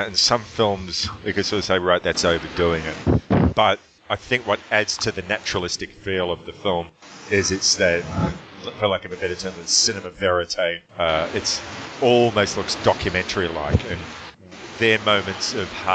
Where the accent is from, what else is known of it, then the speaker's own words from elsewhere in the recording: Melbourne, Victoria, Australia; my hometown of Melbourne